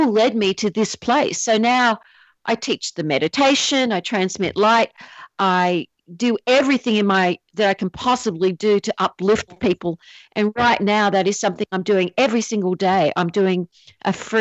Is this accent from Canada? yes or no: no; Australia; also born or lived in Asia; now in San Diego County, United States; I'm Australian